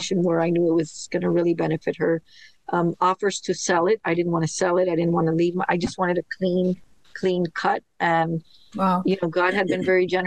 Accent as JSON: {"language": "English", "town": "Miami", "region": "Florida", "country": "United States", "tie": "born or raised there", "said": "Born and raised in Miami"}